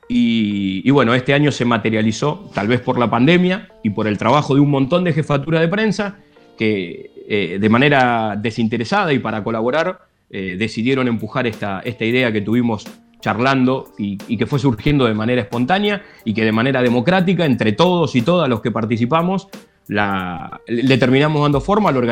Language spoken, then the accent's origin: Spanish; Bahía Blanca, Buenos Aires Province, Argentina; Yo nací en Bahía Blanca